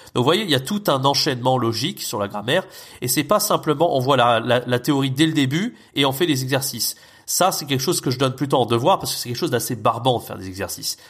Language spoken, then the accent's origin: French; France; first language French; nous, en tant que Français natifs